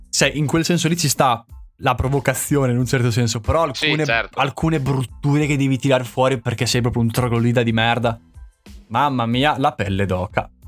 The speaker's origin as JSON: {"language": "Italian", "town": "Santarcangelo di Romagna", "region": "Emilia-Romagna", "country": "Italy", "said": "quanto ci metto a dimostrare che poi sono di Sant'Arcangelo?"}